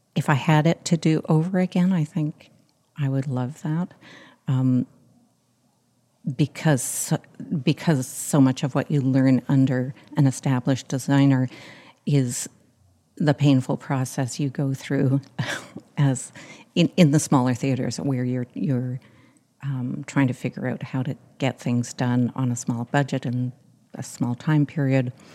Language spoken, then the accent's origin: English; Montreal, Quebec, Canada; also born or lived in United Kingdom; I grew up in Montreal Catholic school system.